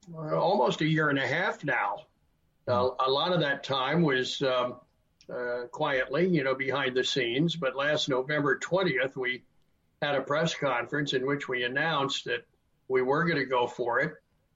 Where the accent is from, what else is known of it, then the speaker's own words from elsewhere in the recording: Wilmington, Delaware, United States; Well, I grew up in Wilmington, Delaware, and my dad was a high school coach and history teacher. So I grew up in a sports environment.